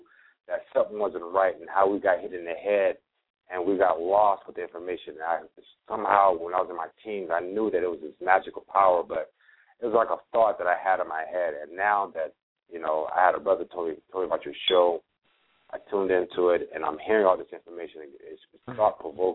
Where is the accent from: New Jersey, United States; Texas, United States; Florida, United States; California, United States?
California, United States; now in Charlotte, United States; I'm originally from California, but I currently reside in Charlotte